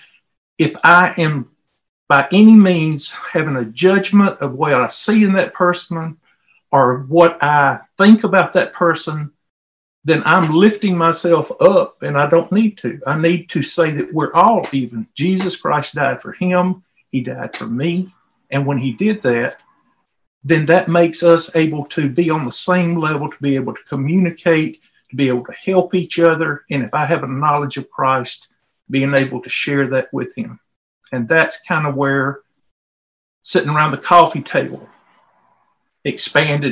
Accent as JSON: {"language": "English", "region": "Mississippi", "country": "United States", "moved": "yes", "said": "I'm from Mississippi originally, and I'm from the South"}